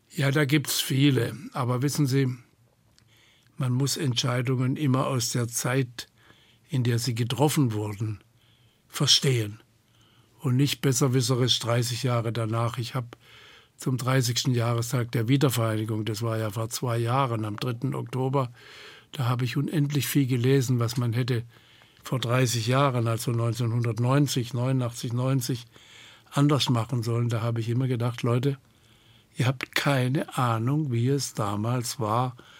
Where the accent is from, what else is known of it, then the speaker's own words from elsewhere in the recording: Hornberg, Baden-Württemberg, Germany; Hornberg war, im Übrigen, das ist meine Heimatstadt